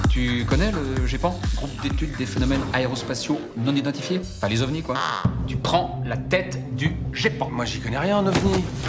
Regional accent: France; on est français

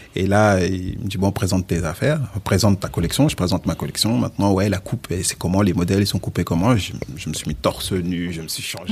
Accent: Val-d'Oise, Île-de-France, France; also born or lived in Casamance, Senegal; je suis né au Sénégal, okay. en Casamance. Je suis mhm. arrivé en France, j'avais, j'avais 6 ans. Et j'ai grandi dans le 95.

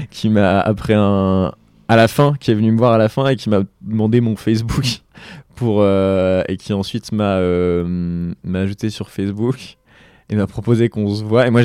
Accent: Lille, Hauts-de-France, France; moved away; je suis originaire de Lille.

